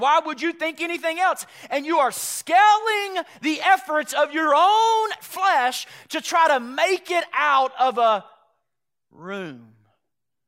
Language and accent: English; Chattanooga, Tennessee, United States; I grew up in Chattanooga, Tennessee